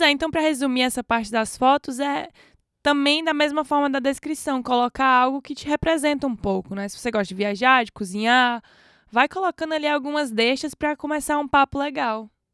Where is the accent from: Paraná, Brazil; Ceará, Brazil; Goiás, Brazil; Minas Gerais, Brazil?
Ceará, Brazil; now in Portugal; você vem do Ceará que é onde tem lá na descrição de onde eu venho